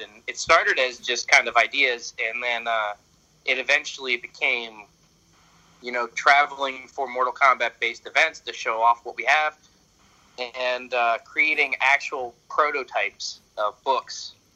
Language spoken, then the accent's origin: English; Philadelphia, Pennsylvania, United States; I'm from Pennsylvania in the United States, uh, specifically Philadelphia